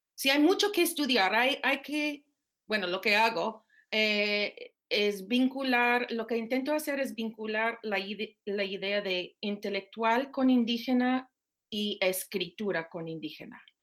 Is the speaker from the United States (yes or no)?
yes; Minnesota, United States; Spanish is a second language; moved away as an adult; now in Austin, United States; Vengo de Minnesota por eh, parte de mi papá soy Ojibwe y el resto de mi familia irlandesa.